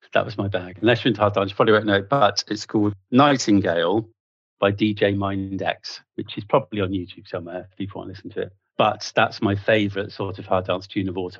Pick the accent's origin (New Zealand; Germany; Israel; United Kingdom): United Kingdom; Bristol, South West England; also born or lived in Nottingham / Bath; I grew up in Bristol